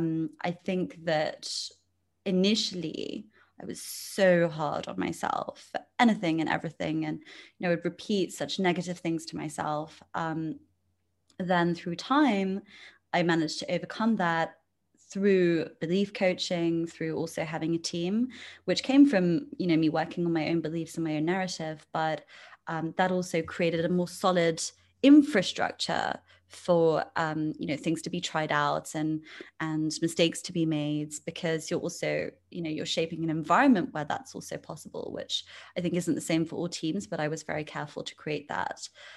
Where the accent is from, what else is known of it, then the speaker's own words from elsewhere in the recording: England, United Kingdom; also born or lived in India / France / Luxembourg / Spain; So I was born in England. When I was six, I moved to India. Then when I was 10, I moved to France. Then I came back to England when I was 14. Then I moved cities to go to university.